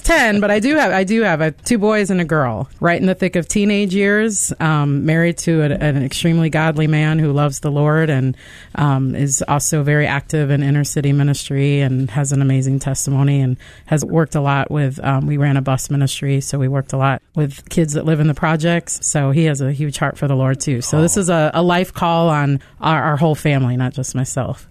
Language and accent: English; Denver, Colorado, United States; also born or lived in Chicago; now in Memphis, United States; I grew up in Denver and then moved to Chicago.